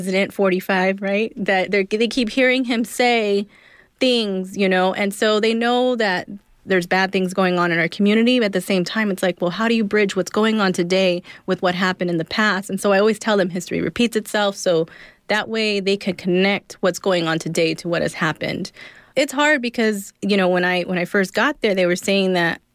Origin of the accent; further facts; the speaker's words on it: Inland Empire, California, United States; also born or lived in Los Angeles, California; We moved out to the Inland Empire, which is Riverside, San Bernardino, when I was younger